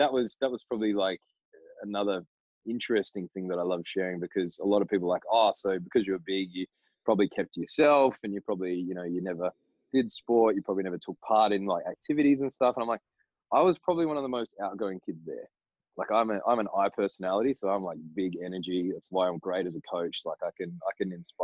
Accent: Broome, Western Australia, Australia; We came down to Perth from Broome

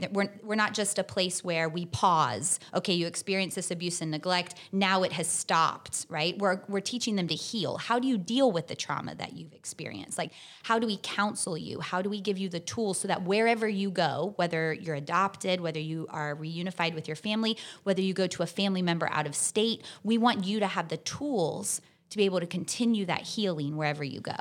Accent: Tallahassee, Florida, United States; I'm from Tallahassee. I've lived here my whole life

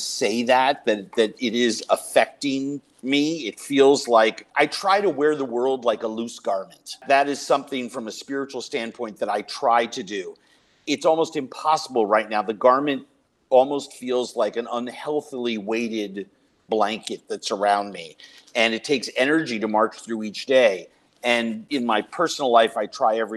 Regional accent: Minneapolis, Minnesota, United States; the Minneapolis Police Department here in my hometown

